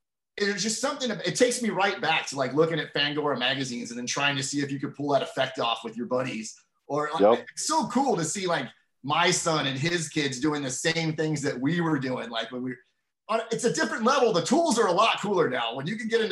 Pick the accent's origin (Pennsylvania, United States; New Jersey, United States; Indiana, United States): Pennsylvania, United States; Donora; moved away; also born or lived in Charleroi, Pennsylvania; the culture of growing up in Western Pennsylvania